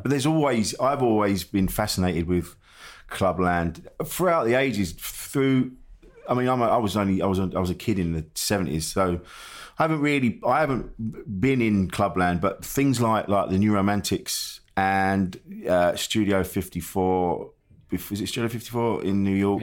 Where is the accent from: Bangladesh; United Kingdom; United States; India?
United Kingdom; Orpington, London; I grew up in Orpington